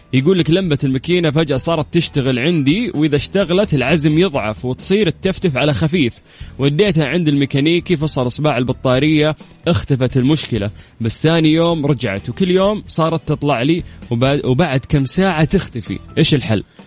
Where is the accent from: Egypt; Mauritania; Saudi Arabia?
Saudi Arabia; Qiya, Makkah Province; moved away; رحت ديرتي رحت قيا